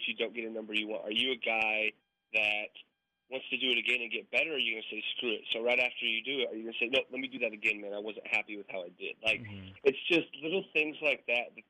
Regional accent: Colorado, United States; moved away as an adult; now in Kansas, United States; growing up in Colorado, you know, I was around the Denver Broncos.

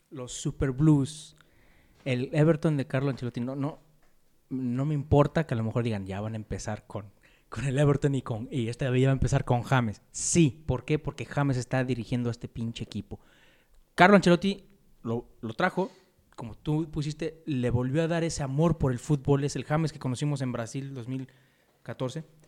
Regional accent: Mexico; Somos mexicanos

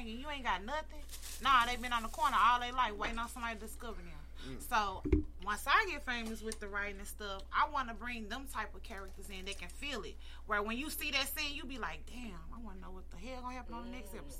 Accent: East St. Louis area, Illinois, United States; we might not be from St. Louis, but we're from the east side

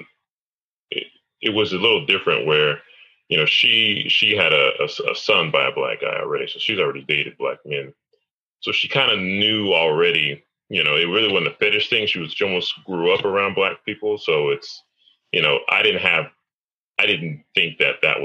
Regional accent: United States; I'm from America, bro. I speak English

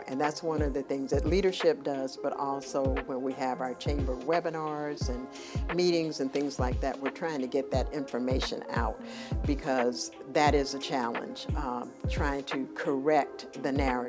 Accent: Atlanta, Georgia, United States; also born or lived in Pennsylvania; my dad moved my mom and I here when I was like 5 years old.

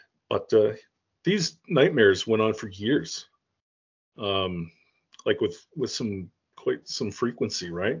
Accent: Toronto, Ontario, Canada; also born or lived in Caledon East; I grew up, I was born in Toronto. actually Rexdale, which is like a suburb of Toronto

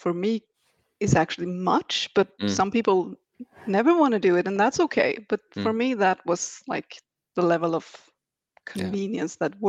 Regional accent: Sweden; also born or lived in Stockholm; I am from Sweden.

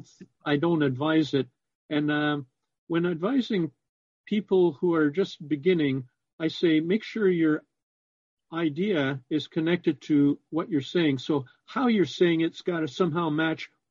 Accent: Toronto, Ontario, Canada; now in Windsor, Canada; I was born in Toronto. I pronounce it Trana, T-R-A-W-N-A

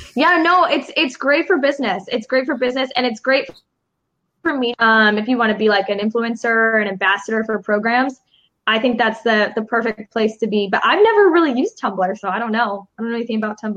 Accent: Chicago, Illinois, United States; now in Los Angeles, United States; I'm from Chicago.

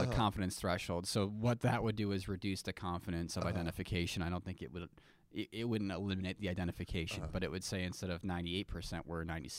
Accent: Midwest, United States; And I'm from the Midwest.

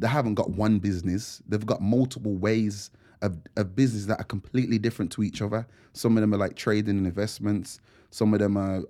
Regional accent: Wolverhampton, West Midlands, United Kingdom; being from Wolves

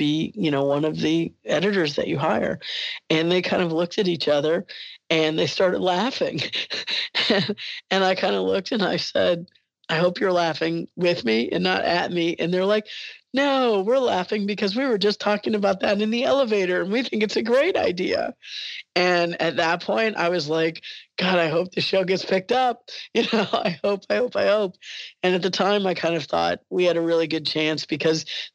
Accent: Alabama, United States; I went to high school in Alabama

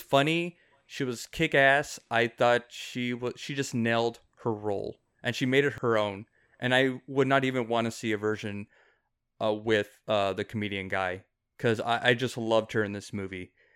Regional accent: South Texas, United States; he lives in McAllen, which is like thirty minutes away from my hometown.

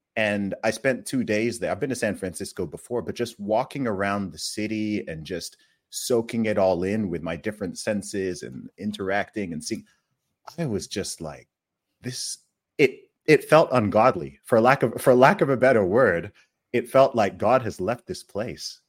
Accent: Saudi Arabia; now in UAE; I grew up in Saudi Arabia

